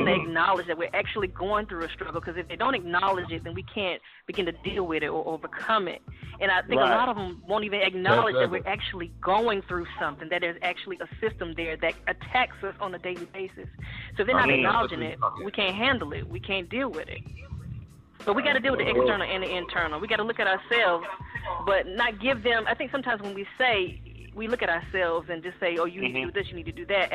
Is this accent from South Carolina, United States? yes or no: yes; Columbia, South Carolina, United States; I'm from Columbia